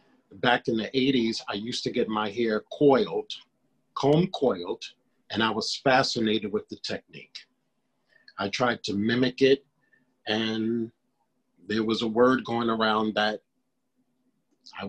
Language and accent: English; New York City, New York, United States; I'm from Brooklyn, New York